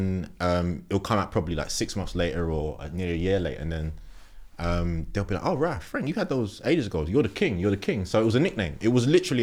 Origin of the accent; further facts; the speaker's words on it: London, United Kingdom; born and raised in Tottenham